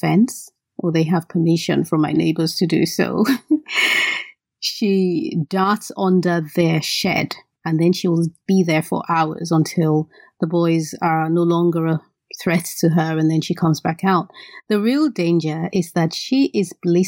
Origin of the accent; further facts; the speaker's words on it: Benin City, Edo, Nigeria; the reason I don't speak Yoruba is because I grew up in Benin, which is not a Yoruba state